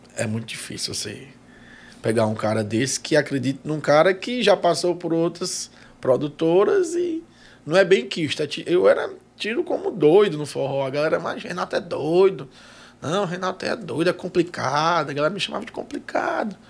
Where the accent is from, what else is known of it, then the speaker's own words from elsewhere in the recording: Ceará, Brazil; eu sou original do Ceará